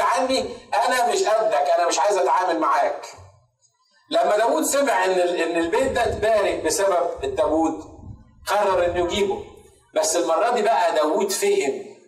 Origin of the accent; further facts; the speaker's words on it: Egypt; عندنا في مصر